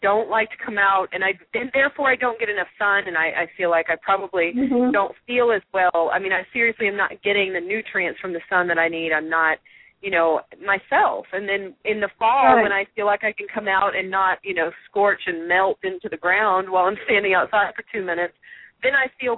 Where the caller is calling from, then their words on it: Texas, United States; certainly we are speaking from Texas, and I'm speaking from West Texas, and boy, does it get hot here. It's like the desert.